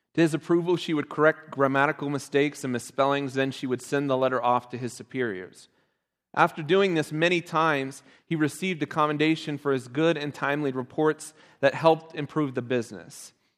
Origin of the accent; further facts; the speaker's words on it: Ohio, United States; I'm from Ohio